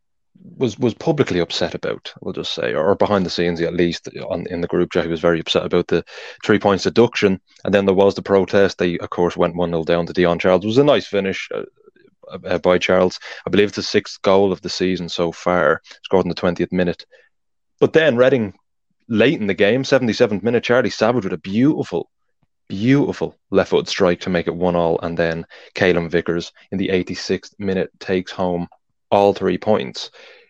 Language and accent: English; Ireland; as an Irishman